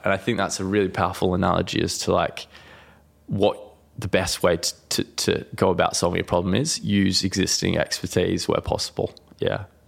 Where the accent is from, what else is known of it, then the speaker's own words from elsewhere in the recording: Bunbury, Western Australia, Australia; also born or lived in Dardanup; I actually grew up, um, outside of Bunbury, a small city in Western Australia